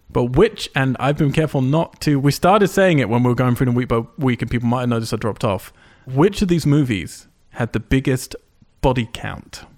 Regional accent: United Kingdom; I'm British

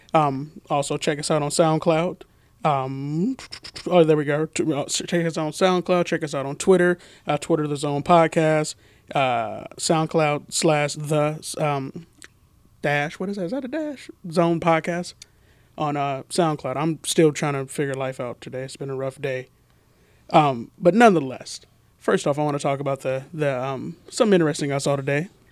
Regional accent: Portland, Oregon, United States; I grew up in Northeast Portland.

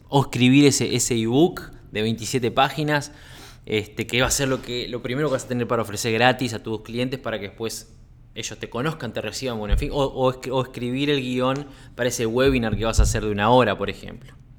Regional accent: Uruguay; also born or lived in Sweden; now in Costa Rica; estaba en Suecia, radicado en Suecia, pero soy uruguayo

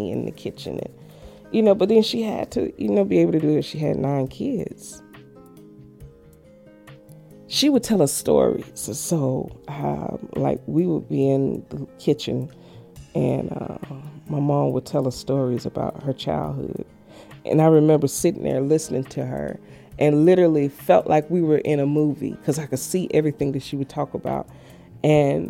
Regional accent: Memphis, Tennessee, United States; now in Tacoma, United States; Originally, I'm from Memphis, Tennessee

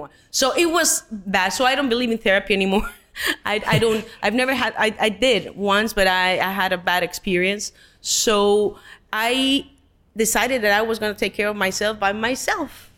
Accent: Mexico; English is a second language; moved away as an adult; being Mexican

